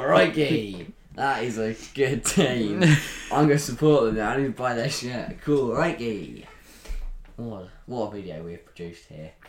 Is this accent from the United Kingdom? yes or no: yes; England, United Kingdom; Aussie, we are English